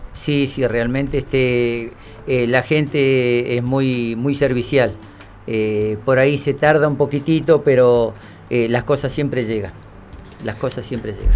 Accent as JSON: {"language": "Spanish", "town": "Caleta Olivia", "region": "Santa Cruz", "country": "Argentina", "tie": "born or raised there", "said": "Nacido y criado en el barrio San Martín"}